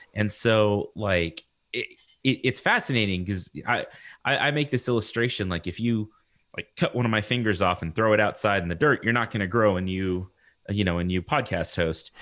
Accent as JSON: {"language": "English", "town": "Lubbock", "region": "Texas", "country": "United States", "tie": "born or raised there", "said": "I'm from Texas"}